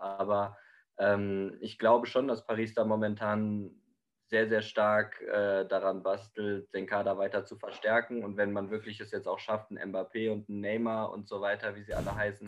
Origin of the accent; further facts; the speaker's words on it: Germany; bei uns in Deutschland